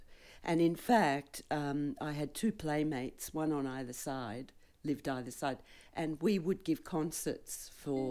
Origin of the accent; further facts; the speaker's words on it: Melbourne, Victoria, Australia; also born or lived in England; I was born and bred in Melbourne and went to school here and went to Melbourne University